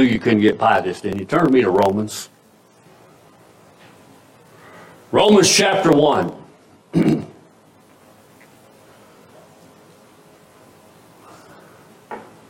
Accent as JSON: {"language": "English", "country": "United States", "tie": "born or raised there", "said": "the America I grew up"}